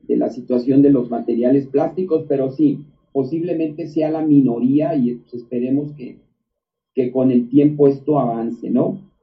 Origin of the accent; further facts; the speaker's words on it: Mexico; somos más mexicanos que hace 15, 20 años